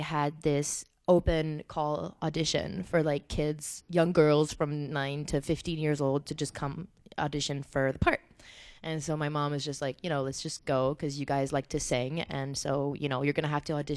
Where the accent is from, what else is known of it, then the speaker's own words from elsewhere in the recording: Saint-Lambert, Quebec, Canada; also born or lived in Sydney, Australia / Montreal; I grew up in Saint-Lambert